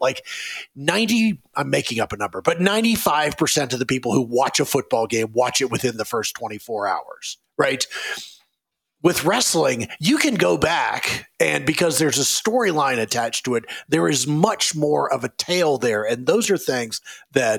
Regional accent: Raleigh, North Carolina, United States; I grew up in Raleigh, North Carolina

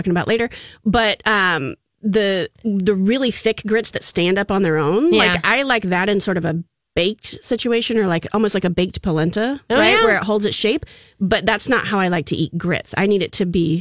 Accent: Gulf Coast, United States; moved away; I grew up on the Gulf Coast

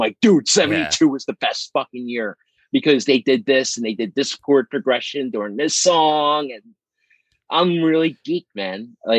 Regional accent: Philadelphia, Pennsylvania, United States; I grew up in South Philadelphia near the stadiums.

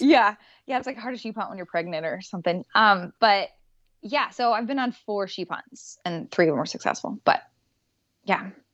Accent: Wyoming, United States; now in Alaska, United States; I grew up in Wyoming, so, and my dad was a hunter

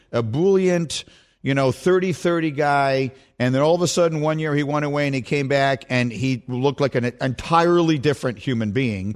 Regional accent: United States; we're American.

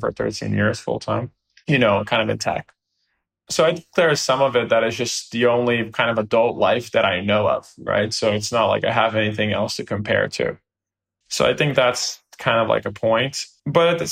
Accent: Brazil; now in United States; I come from Brazil

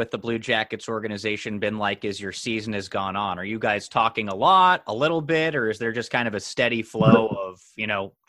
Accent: United States; I'm from the United States

